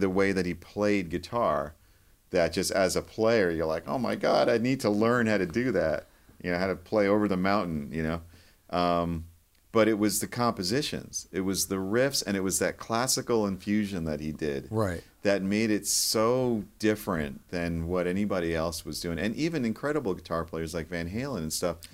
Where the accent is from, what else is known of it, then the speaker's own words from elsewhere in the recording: New York, United States; moved away; where I grew up in New York